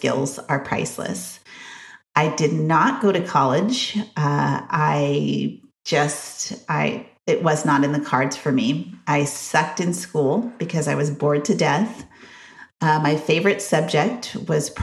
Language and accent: English; Grover Beach, California, United States; also born or lived in Santa Maria, California; I was born in Santa Maria, California, and moved to a small little beach town called Grover City, California. It's now called Grover Beach